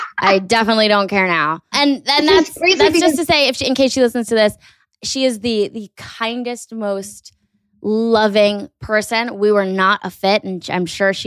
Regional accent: Weston, Connecticut, United States; I'm from Weston

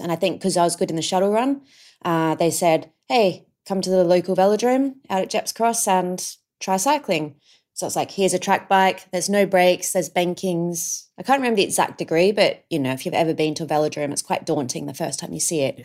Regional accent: Adelaide Hills, South Australia, Australia; we grew up in the Adelaide Hills

